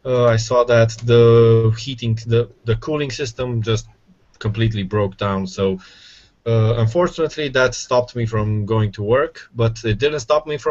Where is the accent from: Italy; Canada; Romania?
Romania; I'm from Romania, in Europe